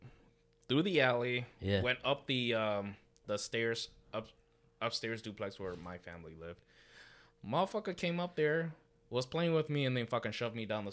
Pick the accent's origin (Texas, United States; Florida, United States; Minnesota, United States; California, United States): Minnesota, United States; St. Paul; I was born and raised here in St. Paul. I grew up in the Frogtown area.